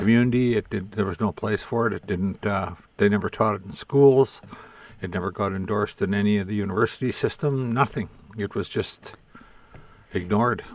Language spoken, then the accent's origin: English; Indian Head, Saskatchewan, Canada; also born or lived in Qu'Appelle Valley, Saskatchewan / Lebret, Saskatchewan; now in Regina, Canada; We moved into the town of Indian Head. So uh, that's, I consider it my hometown, but I don't live there. I now live in Regina